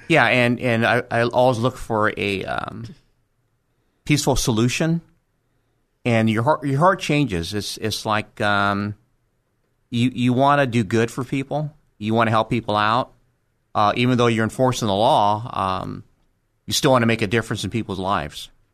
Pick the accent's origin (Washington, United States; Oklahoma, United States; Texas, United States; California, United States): California, United States; Los Angeles; also born or lived in Monterey Park, California; until I was twelve, I lived in Crenshaw. And after that, we moved to Monterey Park. And that's where I went to junior high and high school